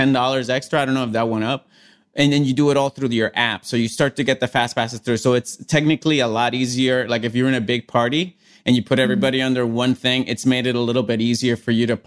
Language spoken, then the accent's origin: English; Puerto Rico; I grew up like in Puerto Rico